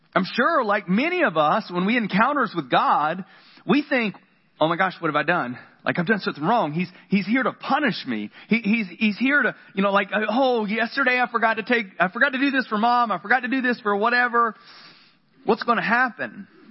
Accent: the South, United States; I grew up in the South and we had flannel boards

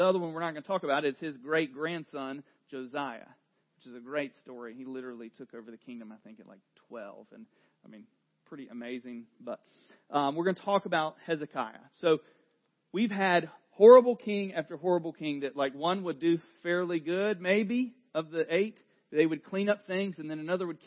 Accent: North Carolina, United States; accent: southern; I am from North Carolina

